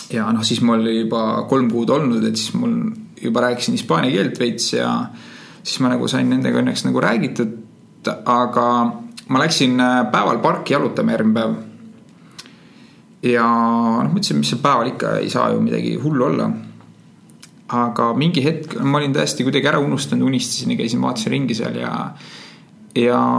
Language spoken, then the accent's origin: Estonian; Estonia; et ma võin öelda küll, et oh, ma olen Euroopast, ma ei ole usakas, aga noh, nendeks ei ole vahet, on ju. et kui ma nüüd Estonia, siis nad mõtlevad, et Estonia on mingi, mingi osa Põhja-Ameerikast